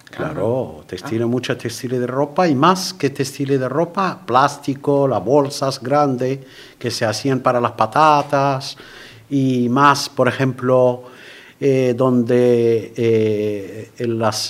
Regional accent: Safi, Marrakesh-Safi, Morocco; Spanish is a second language; moved away as an adult; also born or lived in Manilva, Spain; now in Spain; mi ciudad natal, Safi

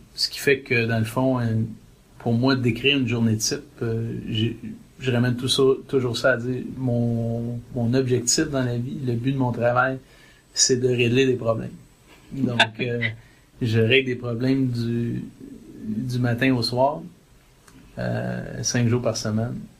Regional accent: South Shore of Montreal, Quebec, Canada; moved away as an adult; now in Toronto, Canada; on vient du Québec, on vient de, on vient de la rive sud de Montréal, on vient d'une famille catholique pratiquante

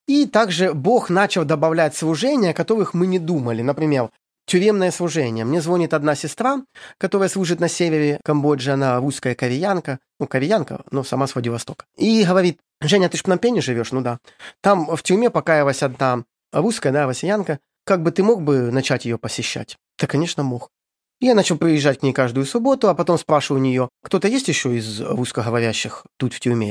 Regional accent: Ukraine; moved away as an adult; also born or lived in Syria / Egypt; now in Cambodia; сам я с Украины

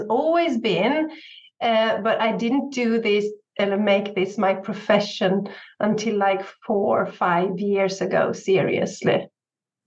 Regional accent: Sweden; I'm from Sweden. So I live in Sweden with my husband and I have 3 sons

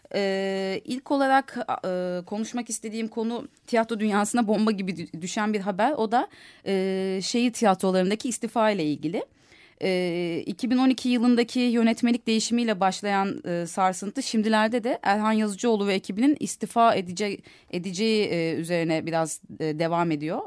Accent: Istanbul, Turkey; bir Kadıköylü olarak

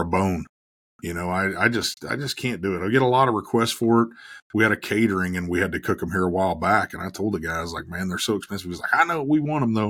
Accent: Dodge City, Kansas, United States; moved away; also born or lived in Oklahoma; growing up in Dodge City

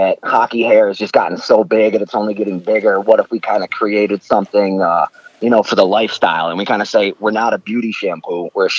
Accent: Rochester, New York, United States; I am from fabulous Rochester, New York.

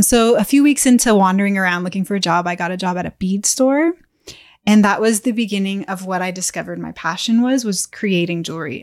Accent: Bay Area, California, United States; moved away as an adult; also born or lived in Lake Tahoe; I grew up in the Bay Area

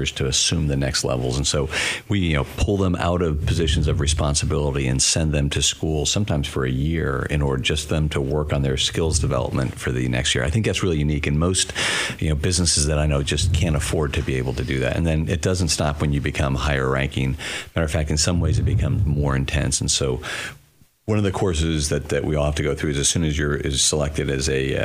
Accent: California, United States; moved away as an adult; I grew up in California

